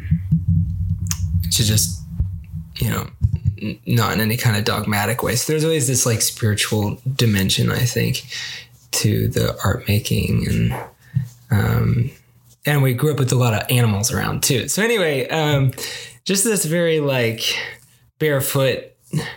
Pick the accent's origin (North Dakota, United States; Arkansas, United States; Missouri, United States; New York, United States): Arkansas, United States; I grew up in Arkansas